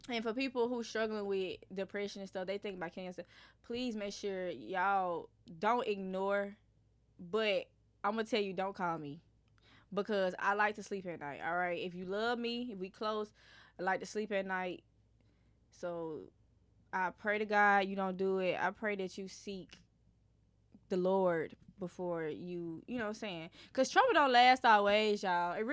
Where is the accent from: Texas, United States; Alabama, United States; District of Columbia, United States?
Alabama, United States; Irondale; I'm from Irondale.